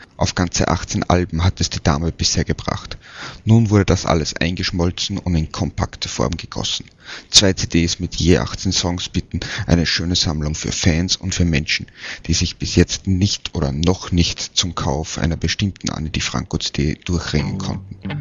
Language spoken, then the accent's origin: German; Vienna, Austria; in meiner Heimatstadt